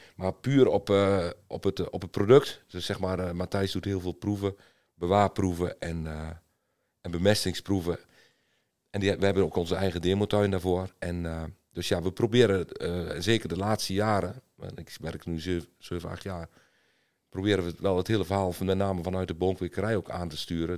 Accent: eastern Netherlands, Netherlands; ik kom uit het oosten van Nederland

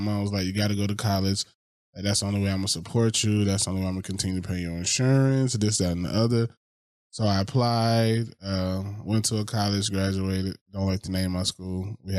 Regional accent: Macon, Georgia, United States; moved away as an adult; now in Los Angeles, United States; I was raised in Macon, Georgia, the heart of Georgia.

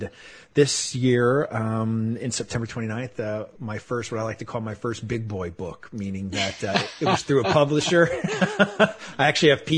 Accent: Manchester, New Hampshire, United States; moved away as an adult; also born or lived in Florida; I was born and raised in New England, just outside of Boston in Manchester, New Hampshire

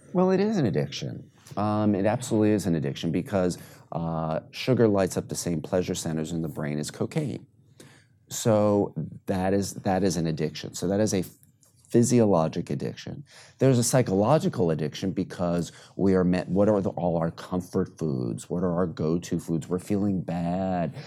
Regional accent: New York City, New York, United States; I grew up in New York City

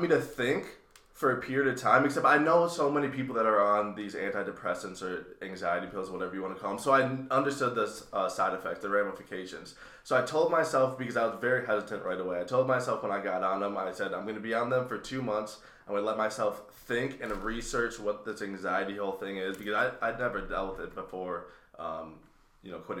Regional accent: Chisago Lakes, Minnesota, United States; I'm from Chisago Lakes originally, which, if you are familiar with Minnesota, it's about 35 minutes north of the Twin Cities

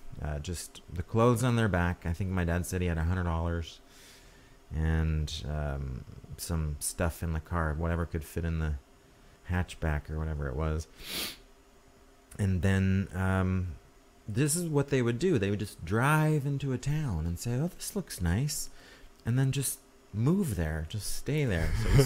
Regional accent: New York, United States; born there; So I was born in New York State

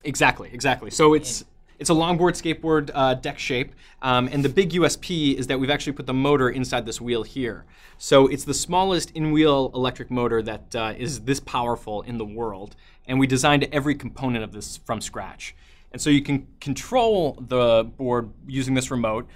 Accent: Chicago, Illinois, United States; also born or lived in New Zealand; I grew up in Chicago, um, in the Midwest, and went to school there

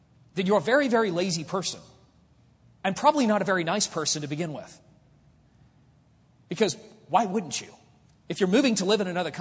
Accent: United States; I'm an American

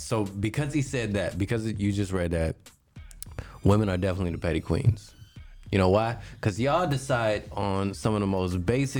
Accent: Detroit, Michigan, United States; I'm from Detroit. Right? Mm-hmm. Just because I'm from Detroit, there's certain things that come with how I am and who I am. Right. The fact that I say, like, I grew up around black folks

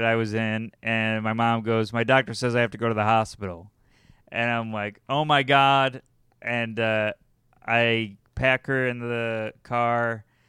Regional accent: United States; I think it's because I'm American.

